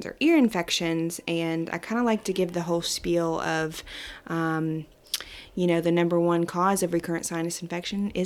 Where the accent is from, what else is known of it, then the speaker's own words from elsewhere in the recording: Pleasant View, Tennessee, United States; It's maybe about 20 or so minutes from this office in a little town called Pleasant View. It's kind of right smack dab in between Nashville and Clarksville